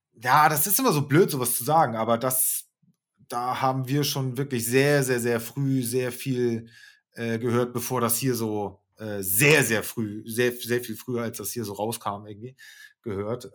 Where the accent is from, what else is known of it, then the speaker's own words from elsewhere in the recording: Hamburg, Germany; wir sind Hamburger